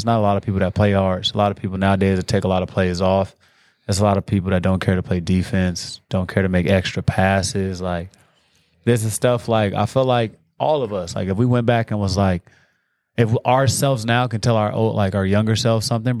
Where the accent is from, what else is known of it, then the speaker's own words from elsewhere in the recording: Watts, California, United States; also born or lived in Gardena; So I was born in Watts, California. Technically Gardena, but I grew up in Watts my whole life.